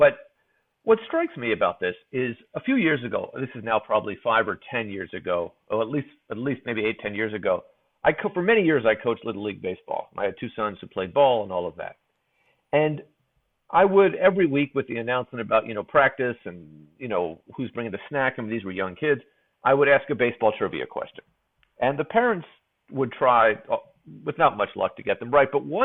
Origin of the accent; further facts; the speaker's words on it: San Francisco, California, United States; I grew up in San Francisco